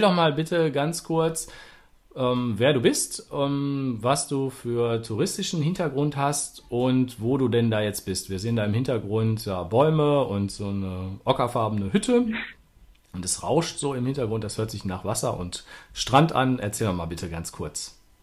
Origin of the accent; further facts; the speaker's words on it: Ruhr area, North Rhine-Westphalia, Germany; Das ist ja Ruhrgebiet, da komme ich ja auch her